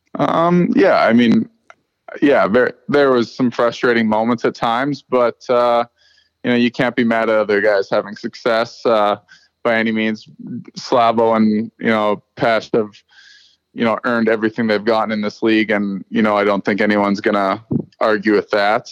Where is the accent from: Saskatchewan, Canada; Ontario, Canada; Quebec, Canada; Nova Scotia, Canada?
Saskatchewan, Canada; moved away; I'm a kid from Saskatchewan